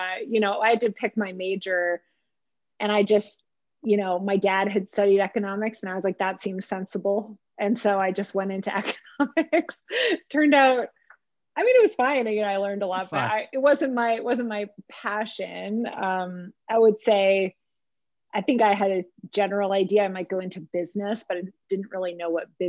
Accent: Montreal, Quebec, Canada; also born or lived in Germany; spent most of my formative, you know, school all the way up to university in Montreal

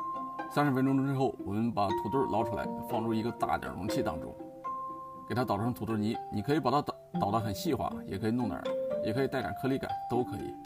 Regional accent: Shaanxi, China; accent: Shaanxi dialect; 用我们陕西话讲叫洋芋。

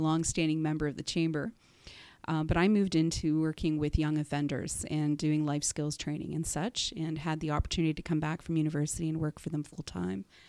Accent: Whitby, Ontario, Canada; also born or lived in Durham Region; I am from Durham, and, uh, I actually grew up in Whitby.

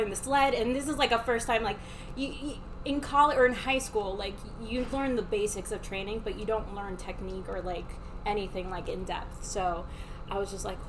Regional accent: Miami, Florida, United States; I was raised in Miami

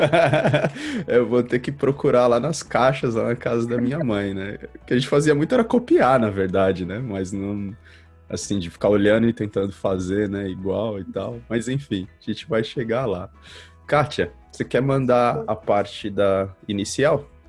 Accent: Brazil; born or raised there; moved away as an adult

